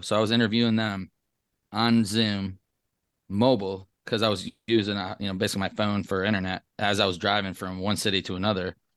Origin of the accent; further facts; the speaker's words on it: Traverse City, Michigan, United States; moved away as an adult; now in Las Vegas, United States; I grew up in Traverse City, Michigan